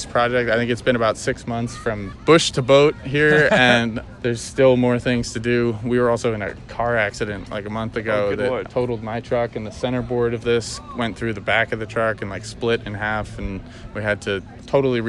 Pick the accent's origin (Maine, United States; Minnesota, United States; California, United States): Maine, United States; I'm from Maine originally.